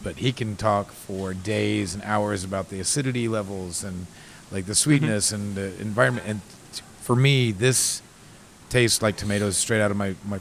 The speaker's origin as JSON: {"language": "English", "region": "Indiana", "country": "United States", "tie": "born or raised there", "said": "growing up in Indiana"}